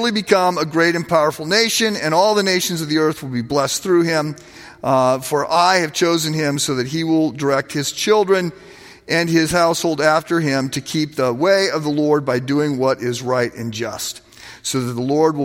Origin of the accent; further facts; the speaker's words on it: United States; as an American